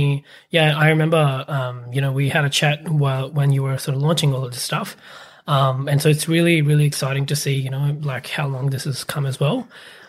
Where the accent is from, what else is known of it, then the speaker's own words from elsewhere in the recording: Pakistan; English is a second language; now in Australia; So for me, I am from Pakistan originally, and I came to Australia in 2013. Before coming here, I actually my dad used to be in the army in Pakistan, and so we basically moved around from city to city.